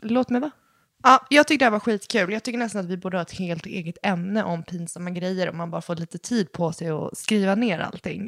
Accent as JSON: {"language": "Swedish", "country": "Sweden", "tie": "born or raised there", "said": "våra pappor är från Chile och vi är födda i Sverige"}